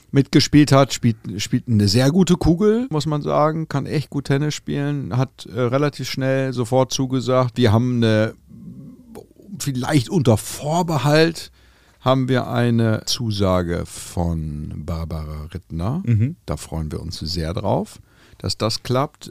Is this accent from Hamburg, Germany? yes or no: yes; Hamburg, Germany; wir kommen aus Hamburg, äh, und, und sind hier irgendwie tennistechnisch verwurzelt.